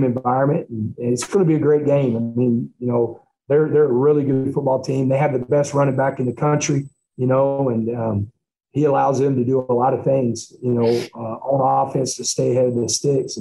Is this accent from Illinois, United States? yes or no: no; Texarkana, Texas, United States; also born or lived in Fort Worth; I'm a Texan, man. I grew up, I'm born and raised in Texas. I ain't ever been anywhere else